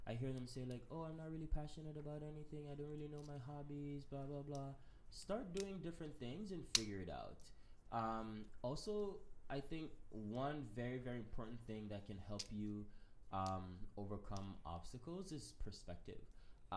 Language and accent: English; Jamaica; moved away; we grew up pretty privileged in Jamaica. I'm from Jamaica.